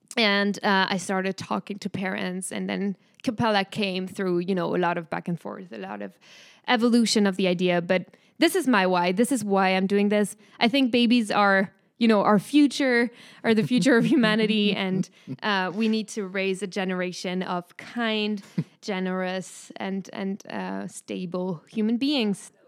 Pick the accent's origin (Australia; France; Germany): France; accent: French; English is a second language; moved away as an adult; now in United States; guess it from my name and hear it from my accent, but I am from France